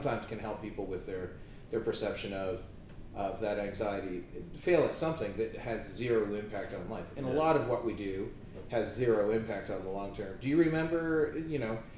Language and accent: English; Canada; where I grew up in Canada